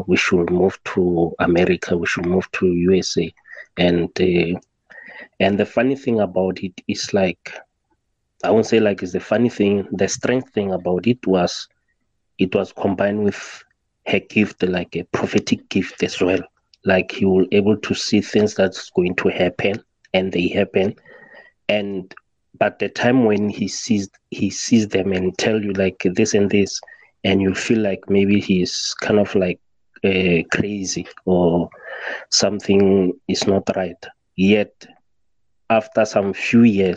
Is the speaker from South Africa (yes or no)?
yes; South Africa; I'm from South Africa